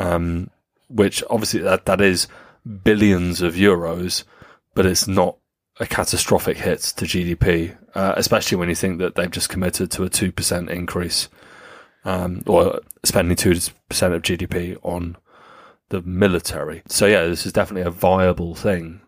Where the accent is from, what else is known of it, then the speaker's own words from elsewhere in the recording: United Kingdom; as British people